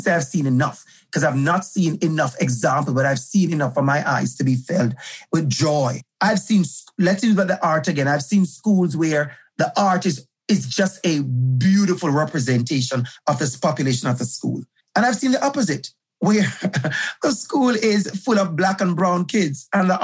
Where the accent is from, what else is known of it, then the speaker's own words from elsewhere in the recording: Jamaica; moved away as an adult; now in Toronto, Canada; I'm from Jamaica, for the users who don't know, I'm originally from Jamaica